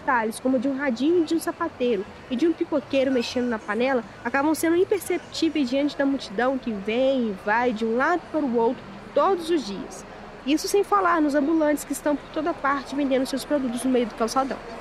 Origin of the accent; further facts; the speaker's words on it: Barbacena, Minas Gerais, Brazil; moved away as an adult; now in Juiz de Fora, Brazil; Eu sou de Barbacena, uma cidade que fica a 100 km de distância. E há cinco anos, desde que me mudei para cá